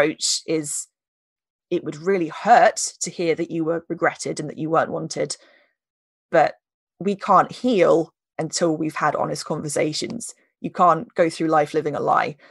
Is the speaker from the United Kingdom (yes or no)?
yes; United Kingdom; we're British